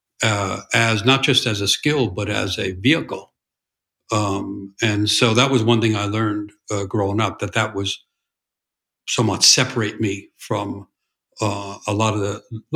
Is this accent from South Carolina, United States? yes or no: no; New York City, New York, United States; I grew up in New York City in what was called a blue-collar